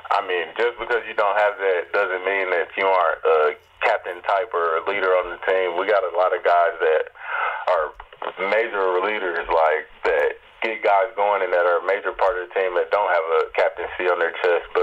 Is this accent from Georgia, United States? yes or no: yes; Atlanta, Georgia, United States; in Atlanta. So it was like my hometown.